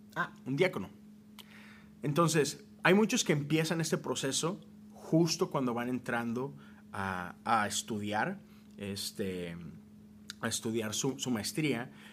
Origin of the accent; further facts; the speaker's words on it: Mexico; moved away as an adult; now in United States; Yo soy de México, nací, crecí allá, viví 30 años en México